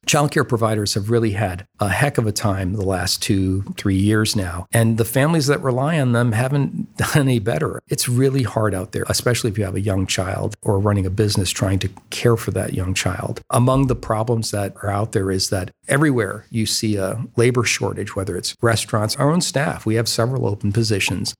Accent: Toledo, Ohio, United States; also born or lived in Washington, D.C.; now in Columbus, United States; I'm originally from Toledo also.

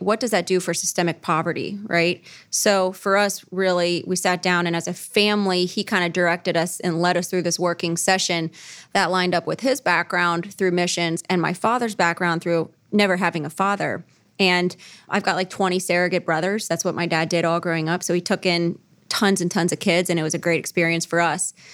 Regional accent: Cincinnati, Ohio, United States; born and raised in Cincinnati

